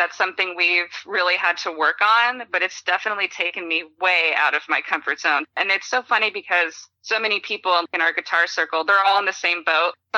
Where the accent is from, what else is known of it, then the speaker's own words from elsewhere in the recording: Austin, Texas, United States; also born or lived in San Diego; I spent most of my life growing up in Austin, which everybody knows is a huge music city